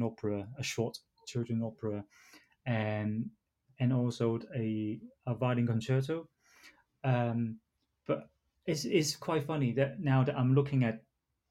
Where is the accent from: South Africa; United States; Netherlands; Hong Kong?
Hong Kong; now in England; because I was born in Hong Kong